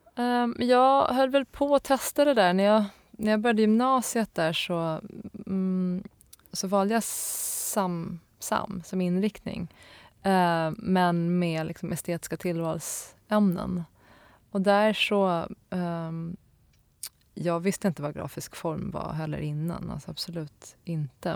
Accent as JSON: {"language": "Swedish", "town": "Stockholm", "region": "Stockholm County", "country": "Sweden", "tie": "born or raised there", "also_born_or_lived": "Linköping", "said": "sen flyttade vi till Stockholm och då till, eh, till Akalla där jag är uppvuxen"}